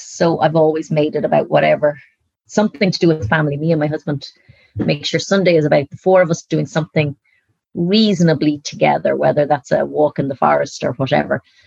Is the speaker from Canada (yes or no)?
no; Dublin, Leinster, Ireland; moved away as an adult; now in Galway, Ireland; growing up in Dublin